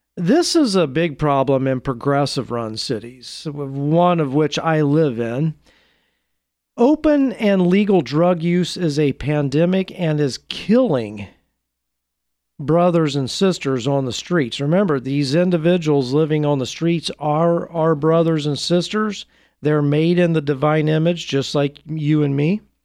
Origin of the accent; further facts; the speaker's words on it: Portland, United States; my hometown of Portland